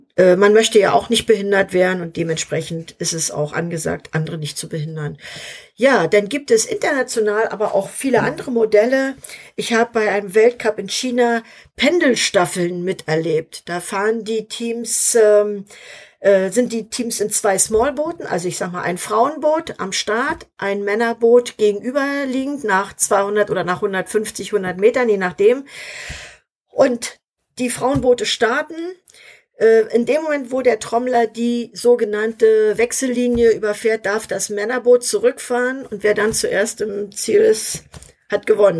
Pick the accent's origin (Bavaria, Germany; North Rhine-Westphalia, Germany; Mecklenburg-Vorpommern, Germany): Mecklenburg-Vorpommern, Germany; Schwerin; in Schwerin, in meiner Heimatstadt